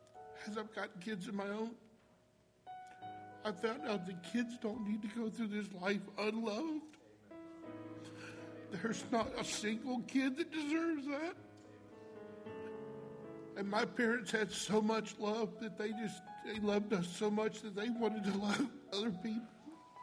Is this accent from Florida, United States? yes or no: yes; Tampa, Florida, United States; also born or lived in Virginia; I was born in Virginia. And in the third grade, my parents surrendered the full-time Christian ministry and moved to a place in Tampa, Florida called the Faith Children's Home.